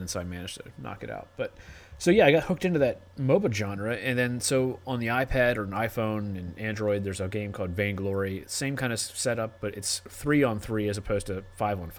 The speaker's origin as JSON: {"language": "English", "region": "Maryland", "country": "United States", "moved": "yes", "said": "I'm from Maryland"}